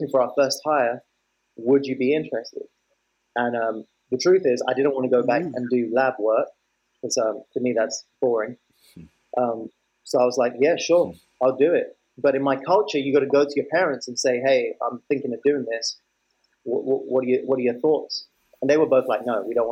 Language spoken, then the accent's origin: English; London, United Kingdom; I was born in 91 in a place called Tooting in South London. So I'm born and raised in London.